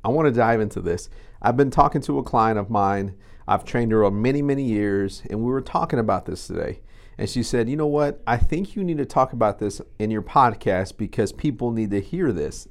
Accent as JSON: {"language": "English", "region": "Texas", "country": "United States", "said": "we're Texan"}